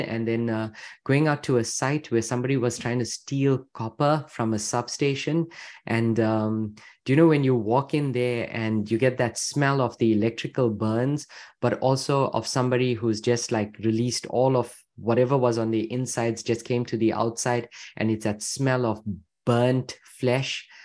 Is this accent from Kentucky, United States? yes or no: yes; Louisville, Kentucky, United States; I'm from Louisville, Kentucky